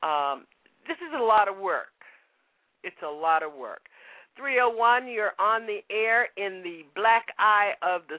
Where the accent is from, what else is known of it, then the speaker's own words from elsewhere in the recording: South Florida, United States; now in Boston, United States; I am a child of the hurricane. I grew up in South Florida.